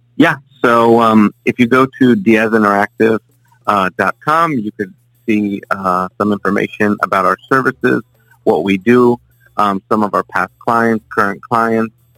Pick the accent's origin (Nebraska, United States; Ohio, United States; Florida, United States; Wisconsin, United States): Florida, United States; South; born and raised in South Florida. Um, you know, lived here my entire life.